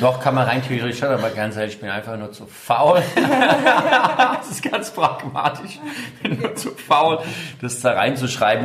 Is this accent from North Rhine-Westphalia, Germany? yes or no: no; Taunus, Hesse, Germany; moved away as an adult; now in Mainz, Germany; Ich bin ja selbst in, im Taunus groß geworden.